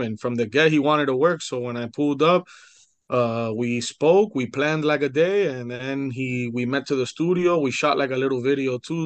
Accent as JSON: {"language": "English", "town": "Hialeah", "region": "Florida", "country": "United States", "tie": "born or raised there", "said": "I was born in Hialeah Hospital"}